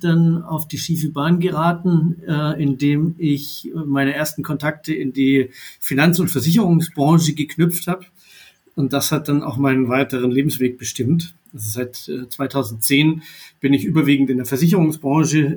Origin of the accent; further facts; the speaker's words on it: Baden-Württemberg, Germany; Ich bin äh, Jahrgang 82 in Baden-Württemberg geboren und aufgewachsen